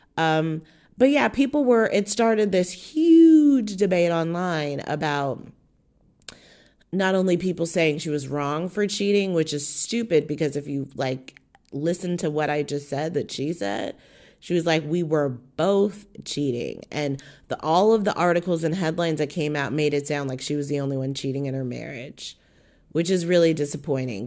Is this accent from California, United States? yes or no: yes; Southern California, United States; I'm from Southern fucking California